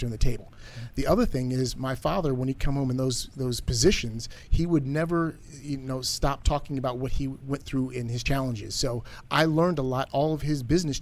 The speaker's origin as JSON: {"language": "English", "town": "Washington", "region": "District of Columbia", "country": "United States", "tie": "born or raised there"}